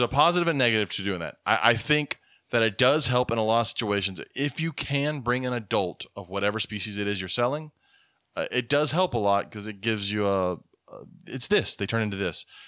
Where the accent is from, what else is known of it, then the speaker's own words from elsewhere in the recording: United States; as an American taking care of animals